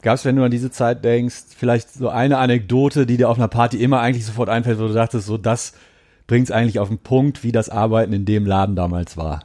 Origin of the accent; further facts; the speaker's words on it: Gelsenkirchen, North Rhine-Westphalia, Germany; Ich komme aus Gelsenkirchen.